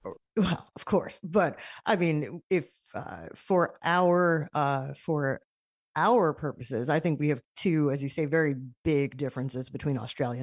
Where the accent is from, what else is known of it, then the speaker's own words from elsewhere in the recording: United States; as an American